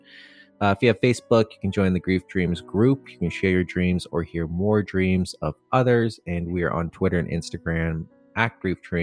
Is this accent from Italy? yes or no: no; Canada; we're Canadian